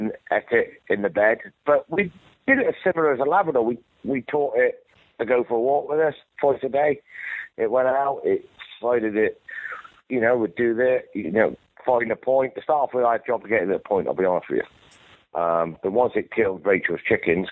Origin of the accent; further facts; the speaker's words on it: United Kingdom; moved away as an adult; now in United States; I'm a British trainer